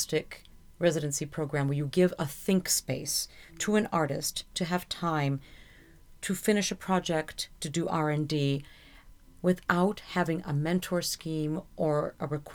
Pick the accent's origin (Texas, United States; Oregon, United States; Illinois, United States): Illinois, United States; Carpentersville; moved away; that's the name of my hometown